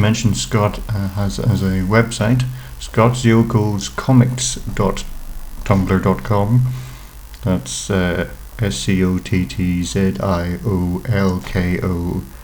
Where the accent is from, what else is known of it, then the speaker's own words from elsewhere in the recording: United Kingdom; we're British